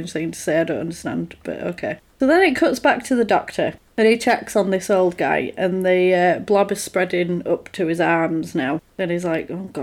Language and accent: English; United Kingdom; we are British